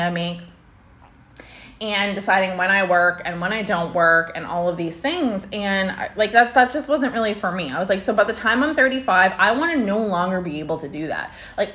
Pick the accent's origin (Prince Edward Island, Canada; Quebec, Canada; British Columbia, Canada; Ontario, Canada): Prince Edward Island, Canada; moved away as an adult; also born or lived in Alberta; I was born there. I was raised there. I did all my schooling there.